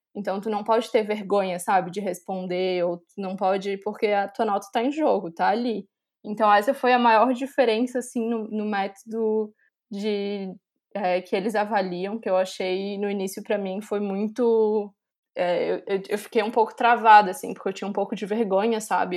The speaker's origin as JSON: {"language": "Portuguese", "town": "Florianópolis", "region": "Santa Catarina", "country": "Brazil", "moved": "as an adult", "lives_now": "Milan, Italy", "said": "sou de Florianópolis, Santa Catarina"}